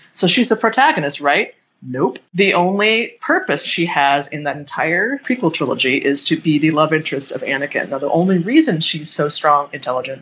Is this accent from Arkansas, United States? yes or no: no; Boulder, Colorado, United States; I was poor growing up in Boulder